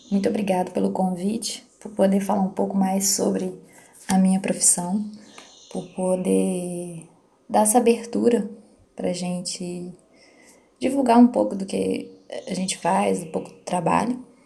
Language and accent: Portuguese; Palma, Minas Gerais, Brazil; Eu sou de Palma, em Minas Gerais